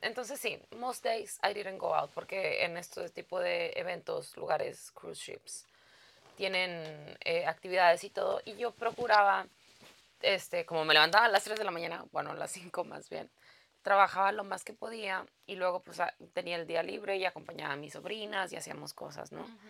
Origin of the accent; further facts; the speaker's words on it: Mexico; moved away; yo vengo de México